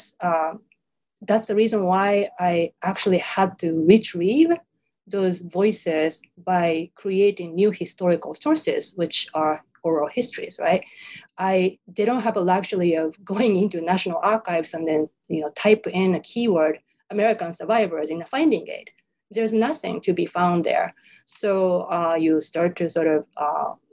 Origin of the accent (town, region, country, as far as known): Japan; born or raised there; first language Japanese; English is a second language; moved away as an adult; now in United States